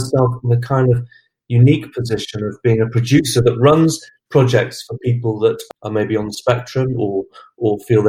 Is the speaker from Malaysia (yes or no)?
no; Glastonbury, South West England, United Kingdom; I'm from Glastonbury in Somerset. I've lived in Somerset all my life.